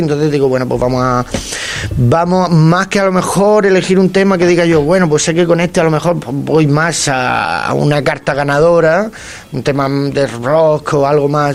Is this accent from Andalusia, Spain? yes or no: no; Águilas, Region of Murcia, Spain; En mi pueblo, en, en Águila, en Murcia